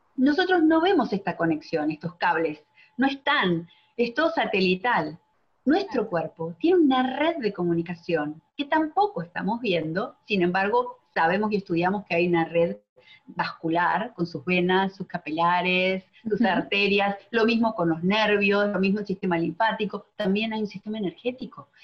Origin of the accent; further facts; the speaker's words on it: Argentina; moved away as an adult; now in Miami, United States; soy de Argentina, pero vivo en Miami hace 17 años